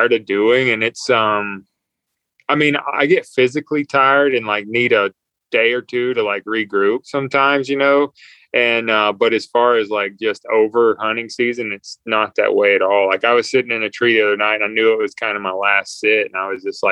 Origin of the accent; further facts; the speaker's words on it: North Carolina, United States; I grew up in North Carolina